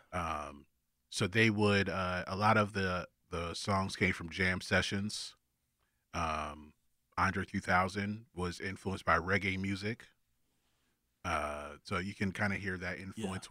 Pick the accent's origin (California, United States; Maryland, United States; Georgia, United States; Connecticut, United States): Georgia, United States; Augusta; I'm from Augusta